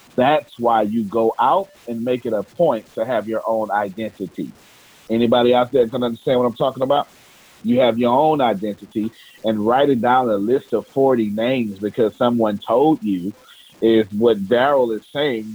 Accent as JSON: {"language": "English", "region": "Texas", "country": "United States", "said": "I'm from Texas"}